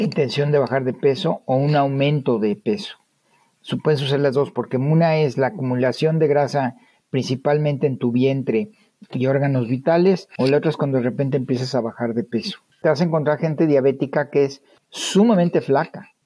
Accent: Monterrey, Nuevo León, Mexico; now in United States; los que somos de Monterrey

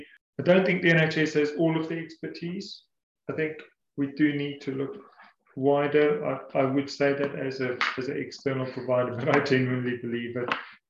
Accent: South Africa; now in England, United Kingdom; I said earlier that I came from South Africa about 8 years ago

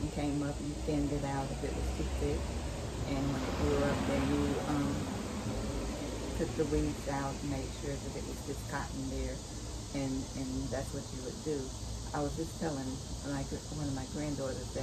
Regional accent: Pendleton, South Carolina, United States; I grew up in Pendleton. They said Anderson, but it was closer to Pendleton than it was

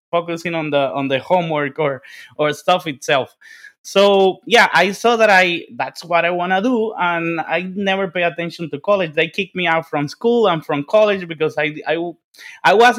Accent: Dominican Republic; English is a second language; moved away; I'm from the Dominican Republic, and you see, like, you can see my English is like my 17th language.

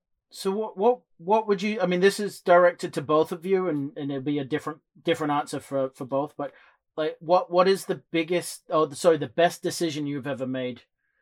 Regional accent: England, United Kingdom; now in United States; obviously I'm from England and I moved to the States.

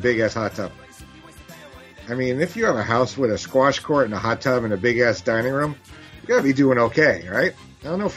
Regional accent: New York, United States; growing up in America and New York.

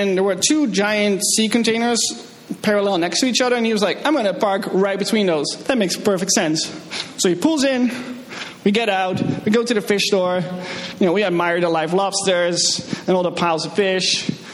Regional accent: Netherlands; moved away; I'm from the Netherlands

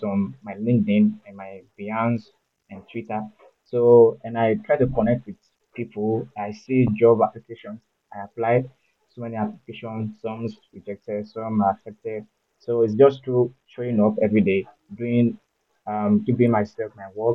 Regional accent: Osun, Nigeria; also born or lived in Lagos / Ibadan; I am from Osun State

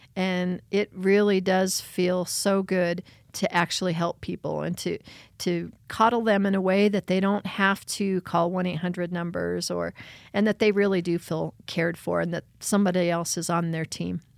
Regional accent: Beulah, Rye and Westcliffe, near Pueblo, Colorado, United States; I was born in Pueblo, Colorado, and I grew up in the hills of Beulah, Rye, and Westcliff, the mountains just outside of Pueblo

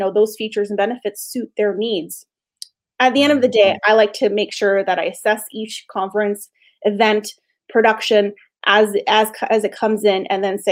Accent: Canada; It's a Canadian company. I'm Canadian

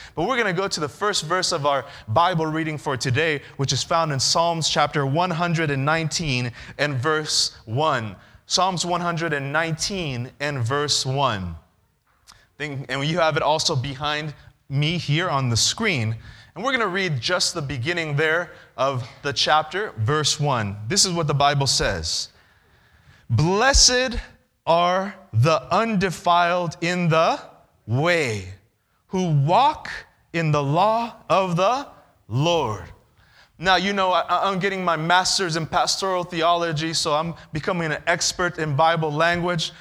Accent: California, United States; I'm from California

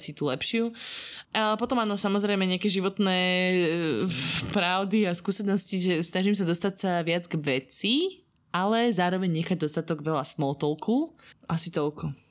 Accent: Slovakia; now in Dubai, United Arab Emirates; nie som až tak často teda doma na Slovensku

